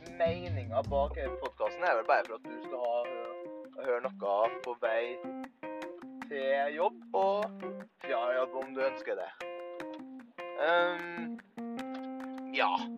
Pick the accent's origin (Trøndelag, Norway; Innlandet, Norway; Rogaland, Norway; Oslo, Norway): Trøndelag, Norway; accent: Trøndelag dialect; kommer fra Trøndelag. Det hører dere kanskje også på dialekta mi